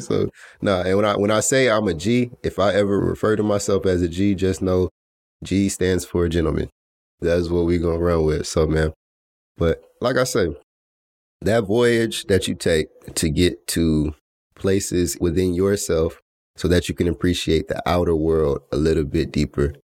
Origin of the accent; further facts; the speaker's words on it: Atlanta, Georgia, United States; I was born in Atlanta, Georgia